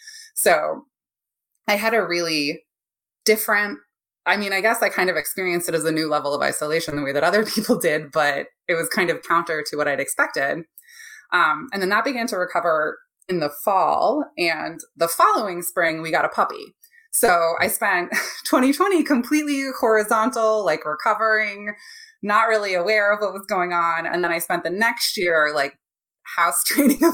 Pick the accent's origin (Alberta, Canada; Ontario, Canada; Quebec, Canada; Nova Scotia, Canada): Ontario, Canada; now in United States; I'm from Canada originally, from Ontario